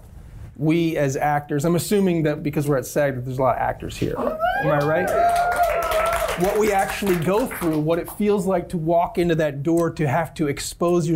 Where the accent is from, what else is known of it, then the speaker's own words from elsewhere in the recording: Frederick, Maryland, United States; moved away; I grew up in Maryland, and Frederick is like a small town